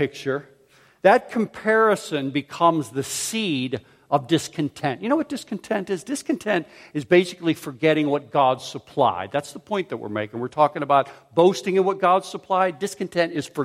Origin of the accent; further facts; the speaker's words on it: Pittsburgh, Pennsylvania, United States; also born or lived in Philadelphia; I grew up in Pittsburgh where curbs were round and smooth